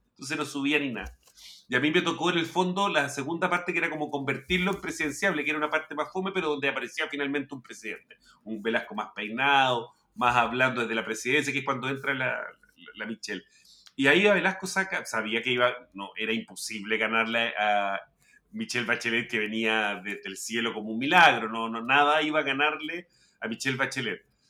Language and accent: Spanish; Chile; also born or lived in La Reina, Santiago; somos chilenos